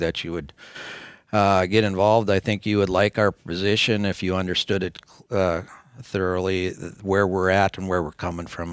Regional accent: North Dakota, United States; we're from North Dakota

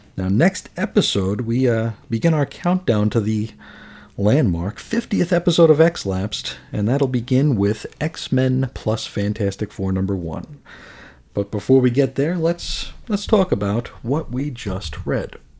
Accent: New York City, New York, United States; now in Phoenix area, United States; I grew up in New York, New York City

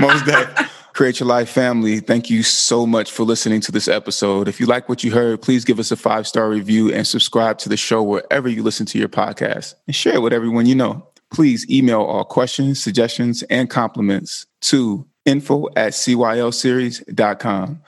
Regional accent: California, United States; I'm from California

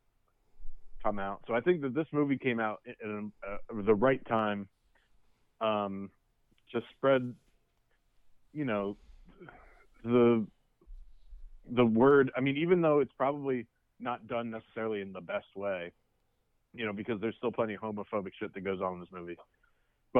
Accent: Bucks County, Pennsylvania, United States; not that we grew up here in Bucks County

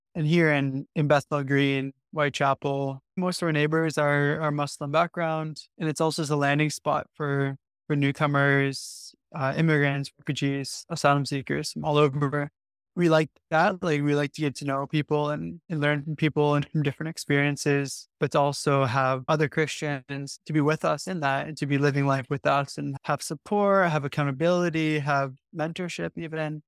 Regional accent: Canada; now in London, United Kingdom; I was born in a immigrant family from Dutch background. And I grew up in Canada

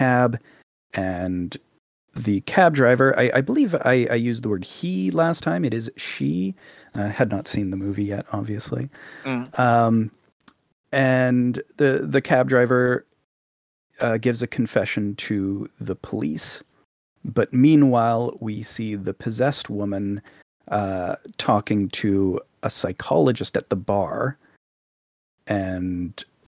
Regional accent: Canada; Live on the west coast of Canada

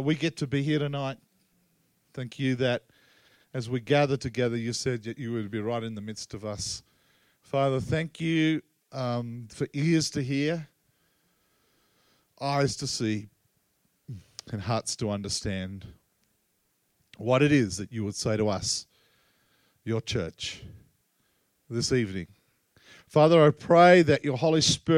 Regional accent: Australia; also born or lived in Tasmania; I come from Australia

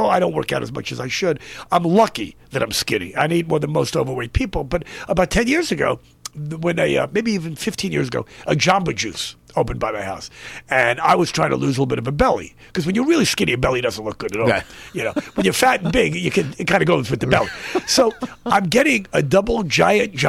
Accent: Scarsdale, New York, United States; moved away as an adult; now in California, United States; when I grew up in New York

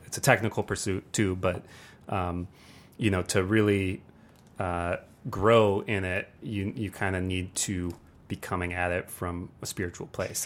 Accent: Ann Arbor, Michigan, United States; now in Detroit, United States; I grew up actually here in Ann Arbor

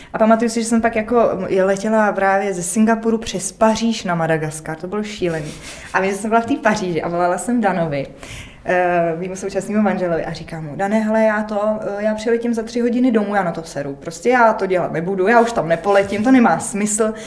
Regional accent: Prague, Czechia; já jsem z Prahy

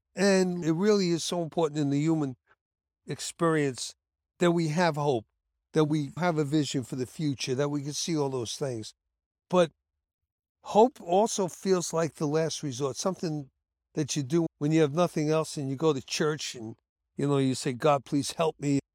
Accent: New York City, New York, United States; also born or lived in Bronx; I'm from Brooklyn

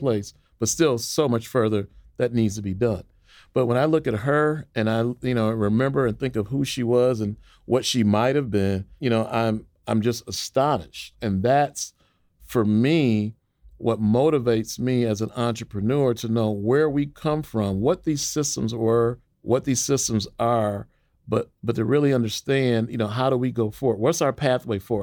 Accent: Waukegan, Illinois, United States; also born or lived in North Chicago, Illinois; I grew up in Waukegan, Illinois, in North Chicago as well

